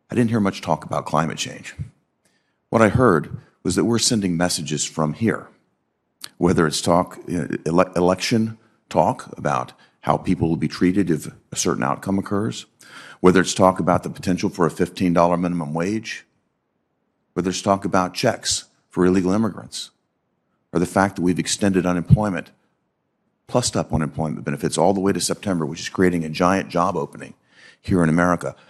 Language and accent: English; Tennessee, United States; I'm from Tennessee.